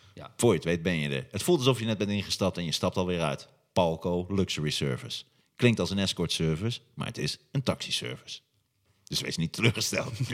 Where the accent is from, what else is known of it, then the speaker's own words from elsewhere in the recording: Hattem, Gelderland, Netherlands; moved away; Ik kom uit Hattem oorspronkelijk.